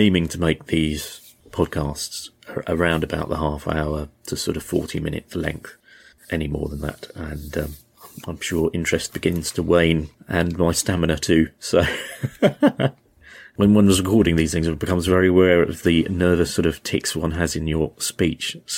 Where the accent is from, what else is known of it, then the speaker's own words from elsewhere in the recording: United Kingdom; As a British person, we're notoriously bad at other languages, and I'm no exception in that regard